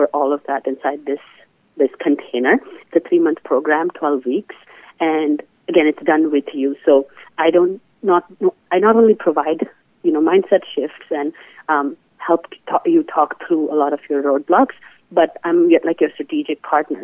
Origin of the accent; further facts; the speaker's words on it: India; moved away as an adult; now in United States; I come from India